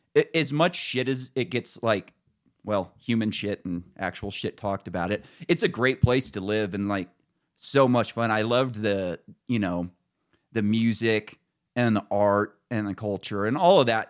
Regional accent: Northern California, United States; I grew up in Northern California with, like, just right-wingers everywhere.

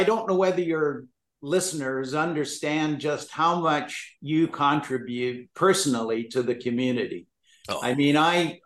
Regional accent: Victoria, British Columbia, Canada; born or raised there; also born or lived in England

